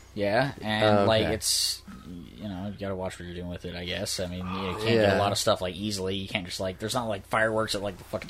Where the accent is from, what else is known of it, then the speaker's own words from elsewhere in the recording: Southern California, United States; also born or lived in Fresno, California / Lancaster, California; growing up in Southern California.